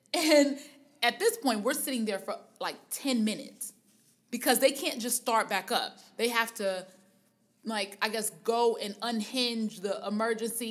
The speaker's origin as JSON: {"language": "English", "town": "Harvey", "region": "Illinois", "country": "United States", "said": "I'm from Harvey, which anybody that knows about anything in the Chicagoland area, or the surrounding neighborhoods know that Harvey is a suburb."}